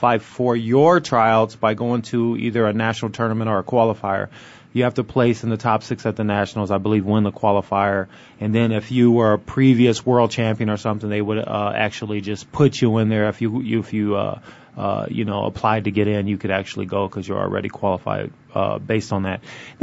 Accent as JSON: {"language": "English", "town": "Waterloo", "region": "Iowa", "country": "United States", "tie": "born or raised there", "said": "I'm from Waterloo, Iowa"}